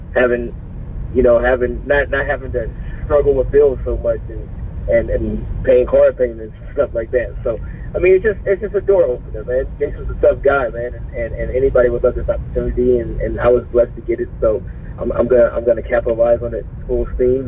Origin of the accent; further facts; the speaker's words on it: Missouri, United States; I come from the Missouri